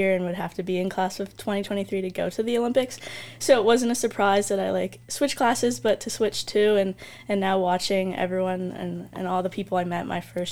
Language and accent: English; Toronto, Ontario, Canada; moved away; I'm obviously from Canada and from Toronto